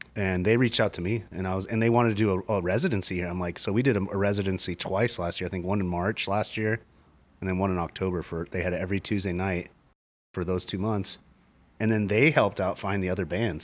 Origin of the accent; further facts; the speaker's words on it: Phoenix, Arizona, United States; now in Seattle, United States; I grew up in Phoenix